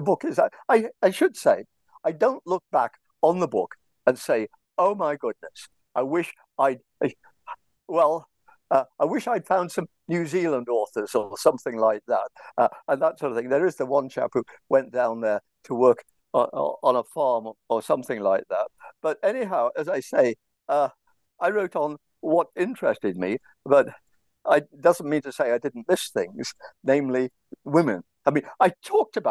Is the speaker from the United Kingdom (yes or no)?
yes; England, United Kingdom; like all English people, I have a lot of trouble with languages